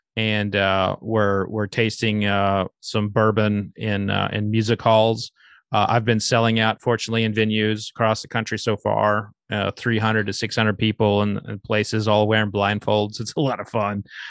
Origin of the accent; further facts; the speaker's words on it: Oklahoma, United States; I'm from Oklahoma